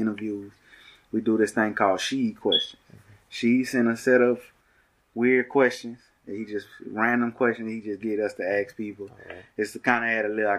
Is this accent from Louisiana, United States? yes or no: yes; Baton Rouge, Louisiana, United States; I'm from BR